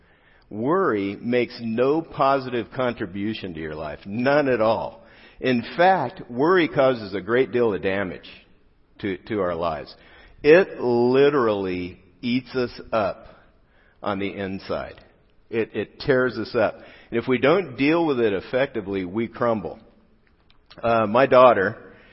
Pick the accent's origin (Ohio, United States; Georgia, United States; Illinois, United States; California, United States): California, United States; South Gate; also born or lived in Riverside, California; I grew up in Southgate, California, just a couple exits down